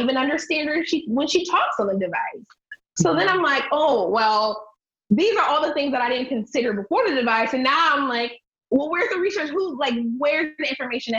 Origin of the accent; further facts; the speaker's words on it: Akron, Ohio, United States; I'm from Akron